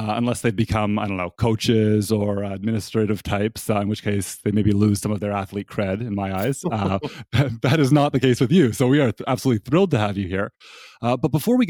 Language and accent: English; Toronto, Ontario, Canada; now in Durham, United States; I'm from Toronto